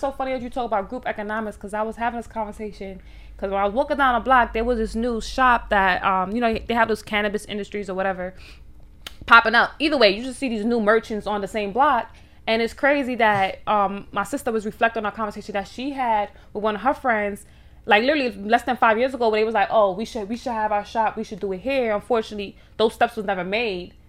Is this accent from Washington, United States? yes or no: no; New York City, New York, United States; growing up in Harlem